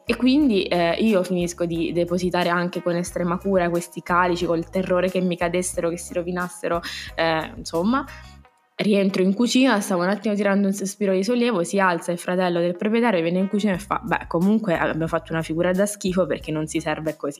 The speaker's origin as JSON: {"language": "Italian", "region": "Abruzzo", "country": "Italy", "said": "da abruzzese raddoppiamo tutto, abbondiamo"}